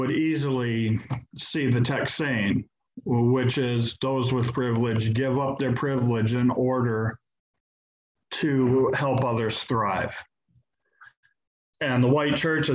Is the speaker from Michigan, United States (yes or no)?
yes; Flint, Michigan, United States; moved away; also born or lived in Detroit / Chicago; the neighborhood that I grew up in Flint, right down the street from the little church that I went